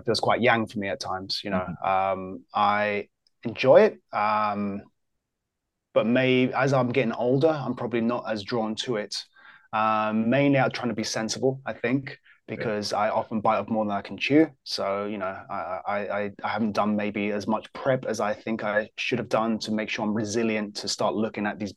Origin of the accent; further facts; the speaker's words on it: England, United Kingdom; I'm English as well.